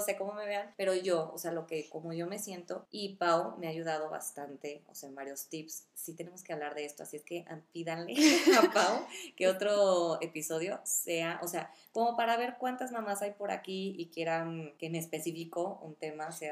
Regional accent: Uruapan, Michoacán, Mexico; moved away; soy de Uruapan

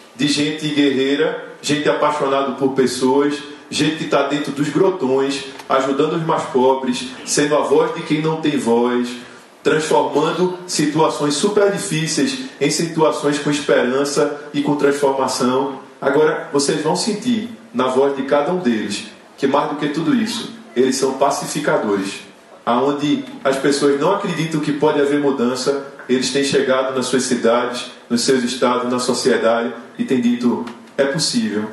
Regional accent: Recife, Pernambuco, Brazil; sou de Recife

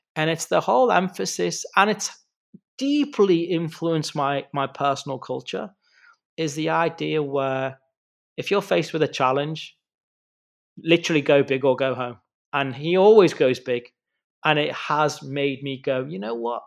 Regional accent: the Wirral, Merseyside, North West England, United Kingdom; I'm from the Wirral, which is on the other side of the water, so Mersey side

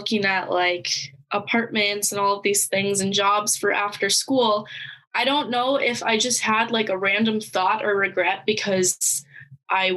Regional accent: Canada; moved away as an adult; now in North Dakota, United States; I am Canadian

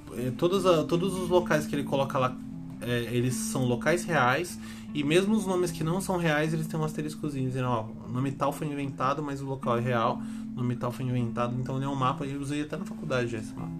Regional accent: Brazil; a gente é brasileiro

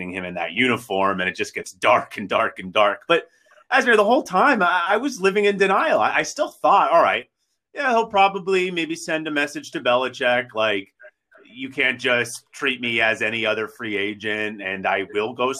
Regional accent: Boston, Massachusetts, United States; also born or lived in Las Vegas; where I'm from Boston. So, I mean, I was born in Vegas. That's a long story. But I've lived in Boston my whole entire life

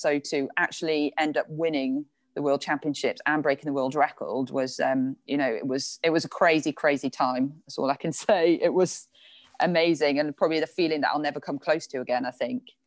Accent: Ogmore-by-Sea, Wales, United Kingdom; moved away as an adult; also born or lived in Bridgend / Loughborough; now in London, United Kingdom; I lived most of the time in Ogmore by Sea, if anyone knows that. I was very lucky to be, to sort of live right by the sea and had a really lovely upbringing

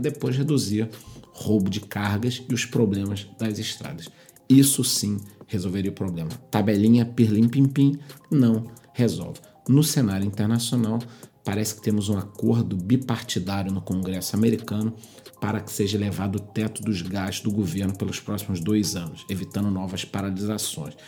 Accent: Brazil; nós somos brasileiros

